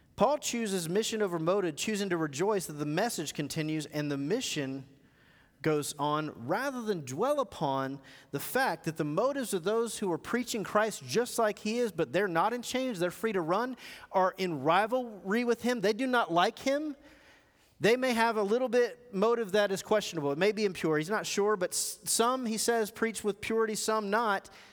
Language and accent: English; United States; I grew up in America, and I got kids who grew up in America.